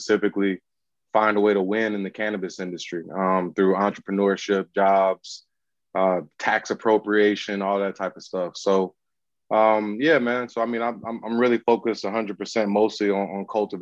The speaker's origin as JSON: {"language": "English", "region": "Southeast", "country": "United States", "also_born_or_lived": "Atlanta / Munich, Germany / Portland, Oregon", "moved": "as an adult", "said": "I'm from the Southeast."}